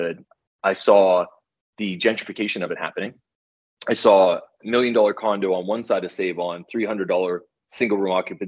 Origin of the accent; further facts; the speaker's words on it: East Coast, United States; moved away; I'm from the East Coast, so I'm very conversive with people